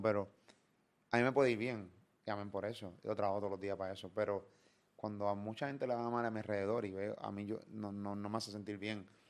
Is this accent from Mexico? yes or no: no; Puerto Rico; Yo quiero morir en mi tierra